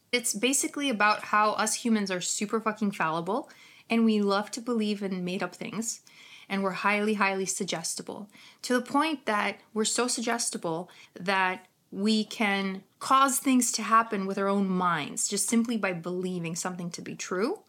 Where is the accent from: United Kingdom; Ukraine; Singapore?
Ukraine; accent: Ukrainian; my Ukrainian accent